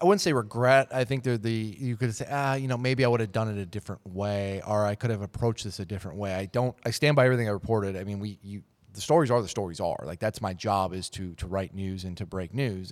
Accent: Minneapolis, Minnesota, United States; I was born and raised in Minnesota, uh, the Twin Cities area

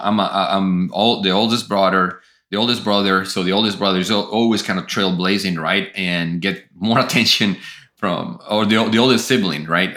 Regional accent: Colombia; moved away as an adult; I grew up in Colombia

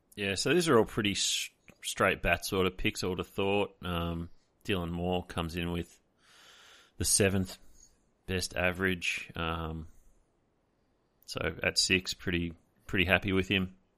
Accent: Australia

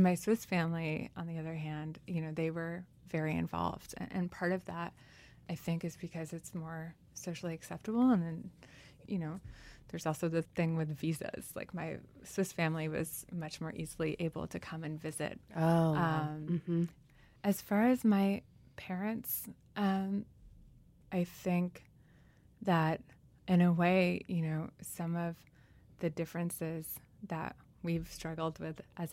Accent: New York, United States; first language French; English is a second language; also born or lived in Switzerland / Tunisia; they ask me where I'm from, and I'll say New York

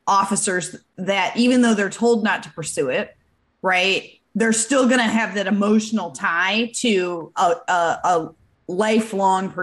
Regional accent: Michigan, United States; I'm from Michigan

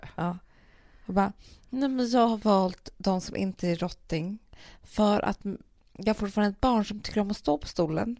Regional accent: Sweden; also born or lived in London; jag var svensk

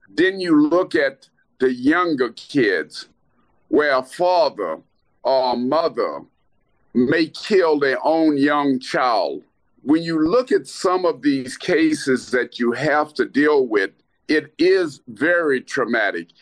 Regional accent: Lake Charles, Louisiana, United States; moved away as an adult; also born or lived in Washington, District of Columbia, United States / Baltimore, Maryland / Kansas City area; I grew up in Lake Charles, Louisiana.

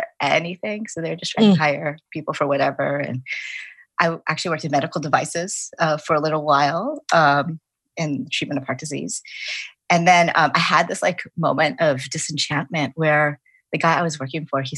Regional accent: Chicago, Illinois, United States; now in Virginia, United States; I grew up in Chicago.

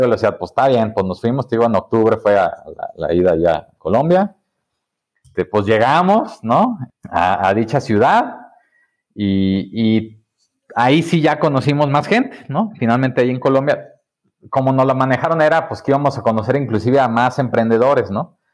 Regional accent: Mexico; also born or lived in Guadalajara; somos los emprendedores mexicanos

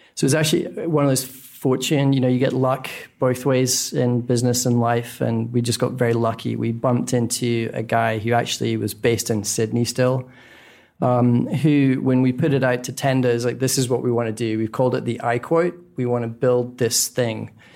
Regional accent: Scotland, United Kingdom; moved away; born in Scotland, which I think if it's not the least sunny country on planet Earth, it's certainly a candidate

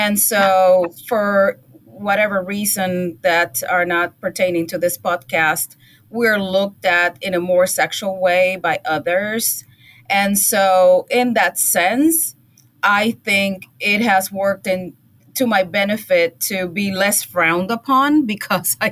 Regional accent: Puerto Rico; now in United States; where I grew up in Puerto Rico, and obviously there everybody's Puerto Rican, but then I came here and I am a minority

